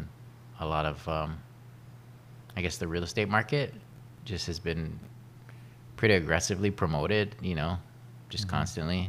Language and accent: English; Kauai, Hawaii, United States; also born or lived in Oahu; Well, I was born on Oahu. {S2} Born on Oahu. {S1} Yeah, and then grew up on mostly on Kauai, and I went to kind of back and forth between Oahu and Kauai for my education, and then I went to college in the mainland in California